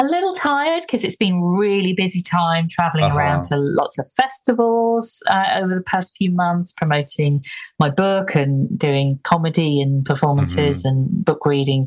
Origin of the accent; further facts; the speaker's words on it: Ormskirk, North West England, United Kingdom; now in Bromley, United Kingdom; I grew up in a place in the northwest called Ormskirk